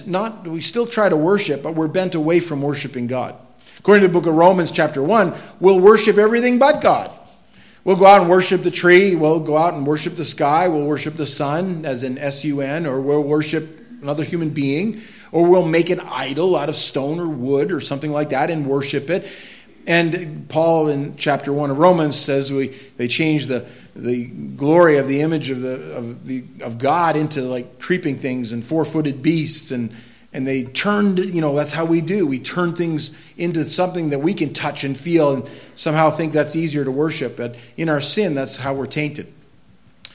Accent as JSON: {"language": "English", "country": "United States", "said": "I'm an American"}